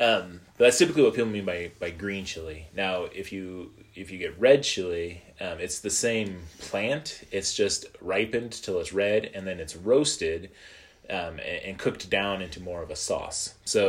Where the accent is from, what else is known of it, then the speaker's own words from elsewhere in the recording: Midwest, United States; moved away; also born or lived in Missouri; Growing up in the Midwest